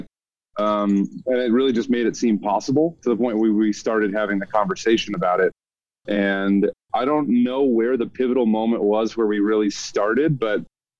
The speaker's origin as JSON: {"language": "English", "region": "Ohio", "country": "United States", "tie": "born or raised there", "moved": "as an adult", "lives_now": "Colorado, United States", "said": "I grew up in Ohio"}